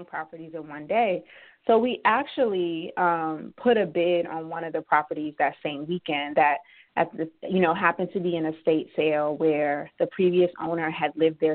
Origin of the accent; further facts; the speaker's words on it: Georgia, United States; also born or lived in Dubai; now in Philadelphia, United States; owned about 10-plus properties in Georgia, where I'm originally from